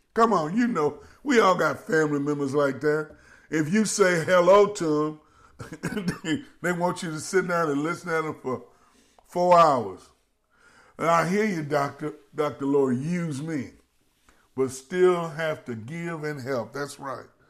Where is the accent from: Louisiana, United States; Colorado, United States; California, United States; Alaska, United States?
Louisiana, United States; Baton Rouge; my hometown in Baton Rouge